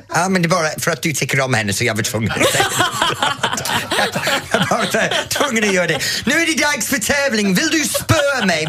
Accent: England, United Kingdom; now in Sweden; när jag var ung i England

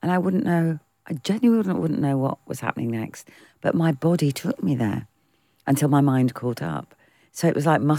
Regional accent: United Kingdom; All of our influences are British. We are British.

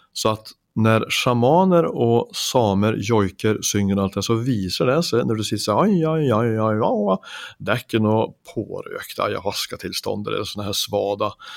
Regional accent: Finnskogen, Värmland, Sweden; oppveksten min hjemme i Finnskogen i Sverige

